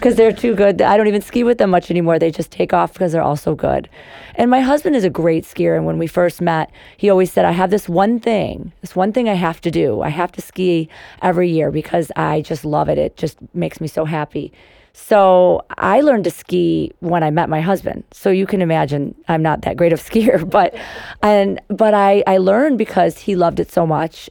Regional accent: Cary, Illinois, United States; also born or lived in Chicago; I grew up in Cary

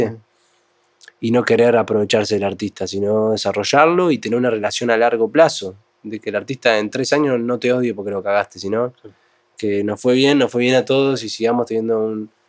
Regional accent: Uruguay; yo soy uruguayo.

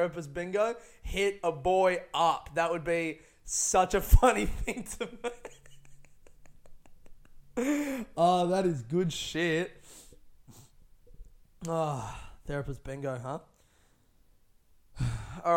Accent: Australia; I grew up in Australia

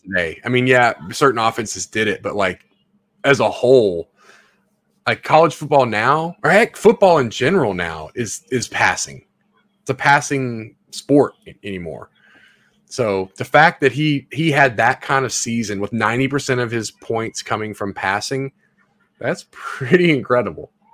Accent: Memphis, Tennessee, United States; I live in Memphis, or I'm from Memphis

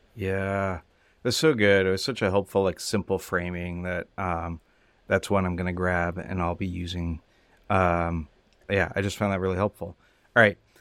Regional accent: California, United States; I grew up in California

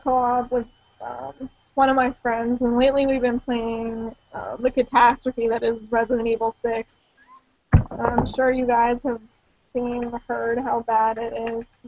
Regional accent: Pittsburgh, Pennsylvania, United States; accent: Pittsburgh; my Pittsburgh accent

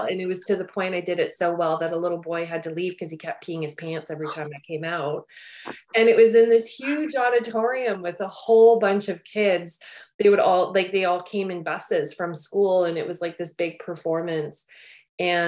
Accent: Cornwall, Ontario, Canada; I grew up in Ontario, in a little town, Cornwall, Ontario, kind of on the border just before you're about to head into Quebec.

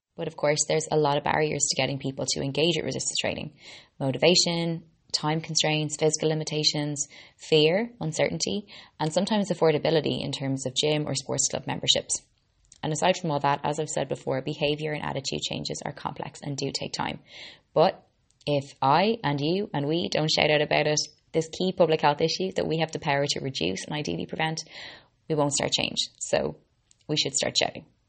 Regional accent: Ireland; also born or lived in Boston, Massachusetts, United States; I'm an Irish girl, Boston born

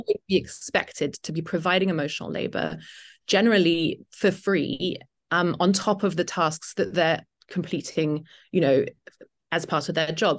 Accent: United Kingdom; accent: British; moved away as an adult; also born or lived in Italy; now in Detroit, United States; I am indeed British

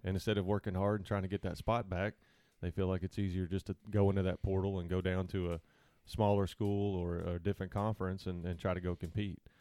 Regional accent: Salina, Kansas, United States; moved away as an adult; now in Arkansas, United States

